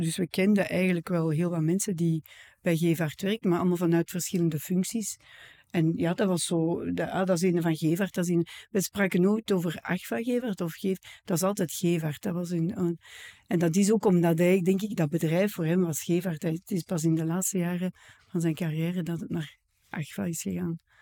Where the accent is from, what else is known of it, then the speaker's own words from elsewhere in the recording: Edegem, Flanders, Belgium; Ik ben van Edegem, ik ben hier geboren en getogen